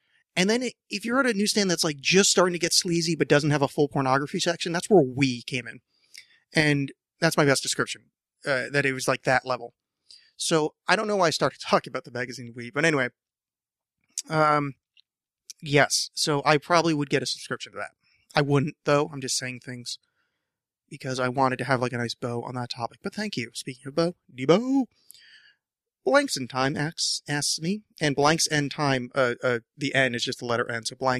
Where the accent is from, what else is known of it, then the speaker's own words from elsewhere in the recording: Portland, Oregon, United States; Like, I like the idea of Seattle winning because I'm from Portland.